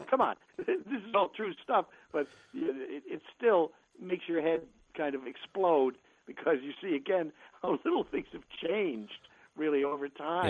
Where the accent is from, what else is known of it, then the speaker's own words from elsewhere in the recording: New York, United States; when I was a kid growing up in New York